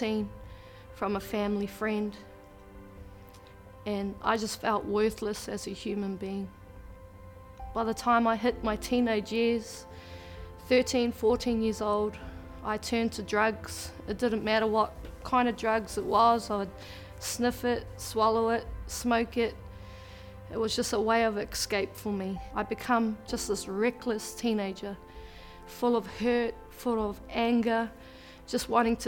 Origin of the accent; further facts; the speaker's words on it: Te Puke, Bay of Plenty, New Zealand; I was born and raised in New Zealand in a small town called Te Puke.